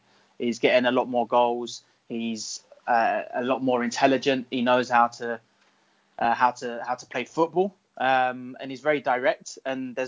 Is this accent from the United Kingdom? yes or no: yes; England, United Kingdom; as an Englishman